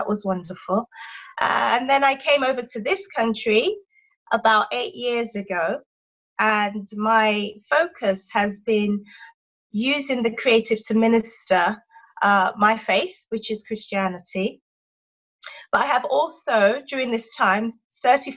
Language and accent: English; London, United Kingdom; accent: English; moved away as an adult; My parents are Nigerian. But I was born in London and brought up most of my life in London.